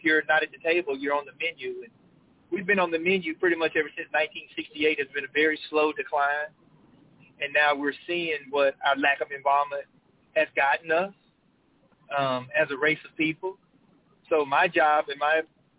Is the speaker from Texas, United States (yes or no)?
yes; Henderson, Texas, United States; also born or lived in Houston, Texas; born and raised in Henderson, Texas